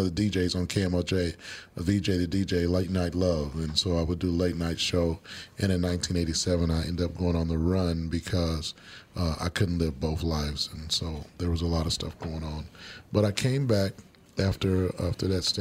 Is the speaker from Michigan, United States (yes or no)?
no; Kansas City, Missouri, United States; moved away as an adult; now in Minnesota, United States; I grew up in Kansas City, Missouri